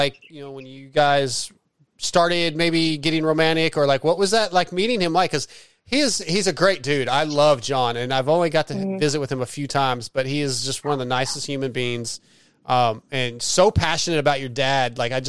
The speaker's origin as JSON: {"language": "English", "town": "San Diego", "region": "California", "country": "United States", "tie": "born there", "said": "I'm in Texas now, but I was born in San Diego, 75."}